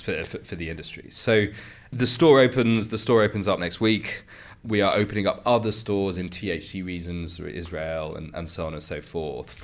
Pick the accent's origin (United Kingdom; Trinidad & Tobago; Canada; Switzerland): United Kingdom; as a Brit